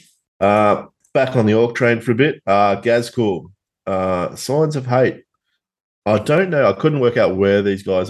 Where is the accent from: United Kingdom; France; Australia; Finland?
Australia; Tasmania; accent: Tasmanian; my Tasmanian accent